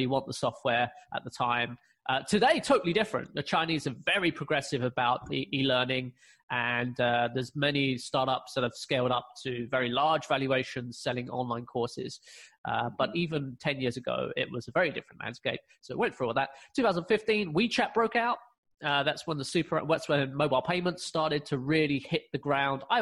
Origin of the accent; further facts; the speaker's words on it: London, United Kingdom; moved away as an adult; now in China; I'm originally from London, from the UK